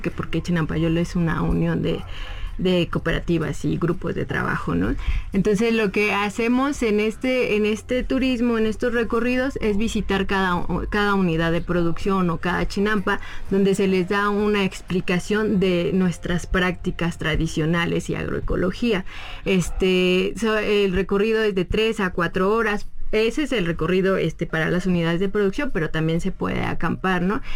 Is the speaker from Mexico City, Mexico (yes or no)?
yes; Mexico City, Mexico; yo que soy de Xochimilco, que mis papás de aquí